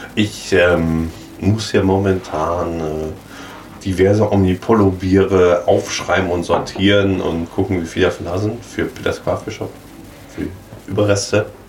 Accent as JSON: {"language": "German", "area": "Ruhr area", "region": "North Rhine-Westphalia", "country": "Germany", "said": "ich komme aus dem Ruhrpott, wir sprechen die Wörter anders aus."}